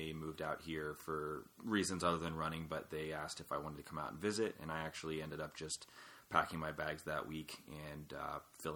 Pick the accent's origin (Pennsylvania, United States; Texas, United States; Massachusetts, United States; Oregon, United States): Pennsylvania, United States; Lewistown; I grew up in small town Pennsylvania, dead in the center in Lewistown